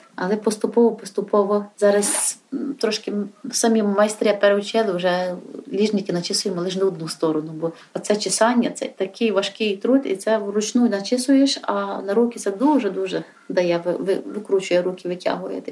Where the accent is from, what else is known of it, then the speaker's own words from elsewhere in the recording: Yavoriv, Ivano-Frankivsk Oblast, Ukraine; я одна з місцевих таких корінних гуцулок